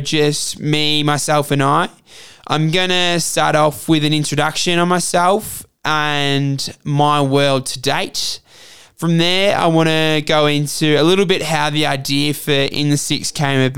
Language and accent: English; Melbourne, Victoria, Australia; moved away as an adult; now in Hargeisa, Somaliland; I was born and raised in Melbourne, Australia to an Australian mother and a Somali father